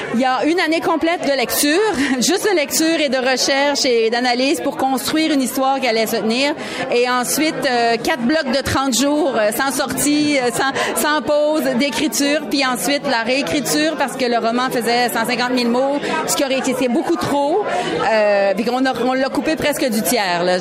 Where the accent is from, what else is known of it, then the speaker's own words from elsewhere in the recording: Quebec, Canada; accent: Québécois; notre accent québécois passait assez inaperçu